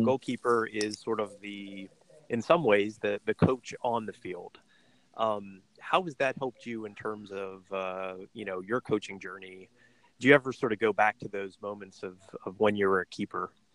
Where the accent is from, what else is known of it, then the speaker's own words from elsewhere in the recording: United States; for us as Americans